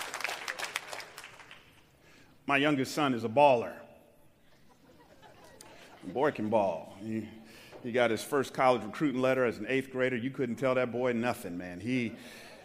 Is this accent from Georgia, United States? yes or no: yes; Atlanta, Georgia, United States; now in San Jose, United States; I grew up in Atlanta in the 70s and 80s